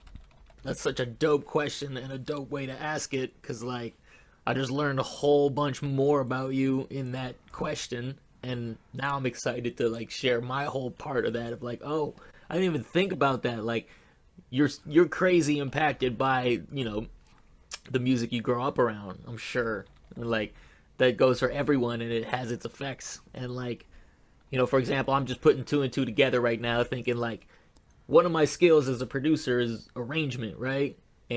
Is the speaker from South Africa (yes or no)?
no; Montreal, Quebec, Canada; I am born and raised in Montreal, Canada.